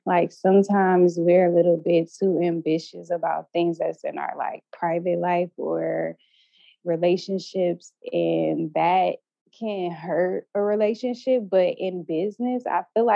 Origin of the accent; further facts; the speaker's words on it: Ohio, United States; moved away; also born or lived in New York City; I'm from Ohio, and I went to the University of Cincinnati